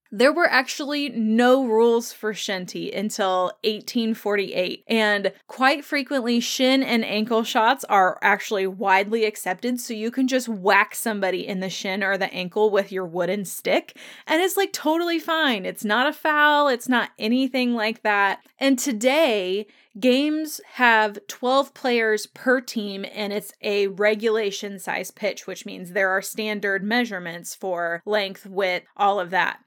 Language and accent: English; Indiana, United States; I'm from Indiana